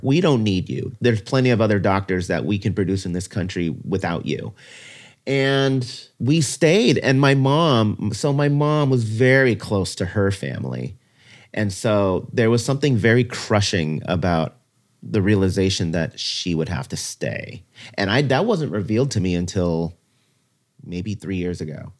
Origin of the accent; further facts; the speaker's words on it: Ventura County, Southern California, United States; also born or lived in Brooklyn, New York; I'd been living in Ventura County ever since I was three years old, so pretty much most of my life was in very rural, white, conservative, Christian community.